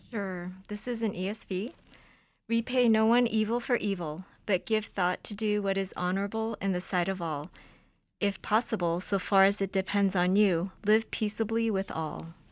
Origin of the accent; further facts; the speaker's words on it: Los Angeles, California, United States; I grew up in California, I learned to drive in the streets of L